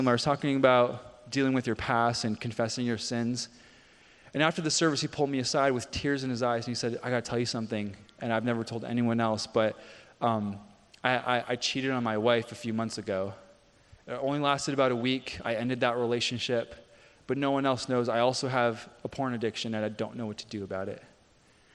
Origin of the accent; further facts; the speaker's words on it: Canada; moved away; I played hockey growing up. I grew up in Canada